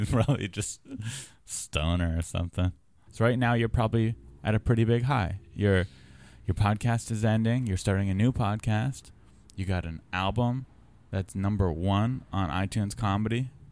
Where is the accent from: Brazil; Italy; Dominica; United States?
United States; San Diego, California; moved away as an adult; also born or lived in Santa Cruz, California; now in Los Angeles, United States; I'm from San Diego, but I moved here from college, U C Santa Cruz.